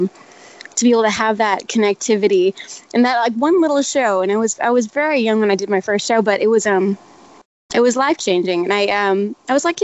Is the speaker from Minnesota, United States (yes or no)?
yes; Minnesota, United States; now in Austin, United States; I'm originally from Minnesota, up where you're at right now